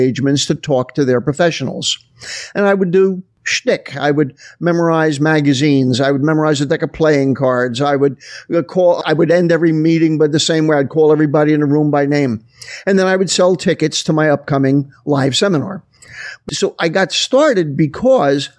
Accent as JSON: {"language": "English", "region": "New Jersey", "country": "United States", "said": "I was living in New Jersey, which is where I'm originally from"}